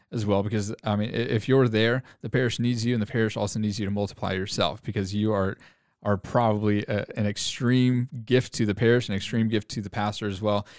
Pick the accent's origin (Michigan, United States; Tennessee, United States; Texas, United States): Texas, United States; Arlington; now in Grapevine, United States; born and raised in the Arlington, Texas area, but I live, uh, in Grapevine